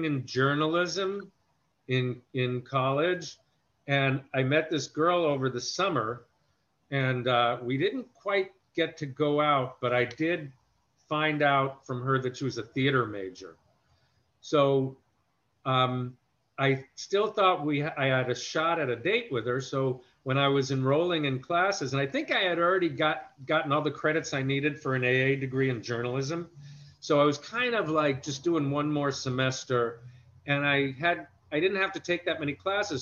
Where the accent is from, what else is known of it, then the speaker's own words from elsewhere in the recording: New York City, New York, United States; also born or lived in Westbury, Long Island; we moved from Brooklyn probably around the time I was like four or five. So I don't remember too much of growing up there